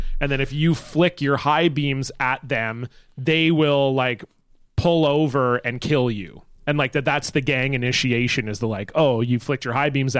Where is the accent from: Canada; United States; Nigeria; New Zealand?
Canada; as like a Canadian guy who grew up in the time when Avril was very popular